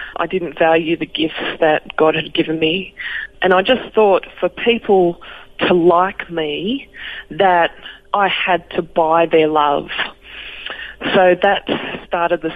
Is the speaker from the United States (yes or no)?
no; Canberra, Australian Capital Territory, Australia; moved away as an adult; also born or lived in Wollongong / Dubbo; I grew up in Canberra